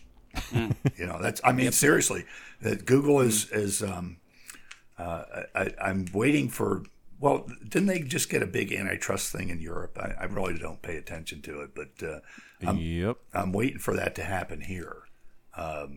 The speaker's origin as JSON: {"language": "English", "country": "United States", "said": "as an American"}